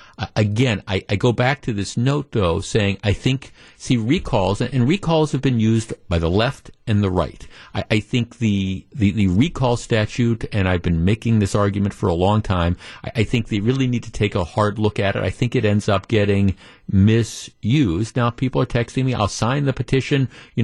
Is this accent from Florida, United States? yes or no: no; Kenosha, Wisconsin, United States; Jeff, I'm from Kenosha.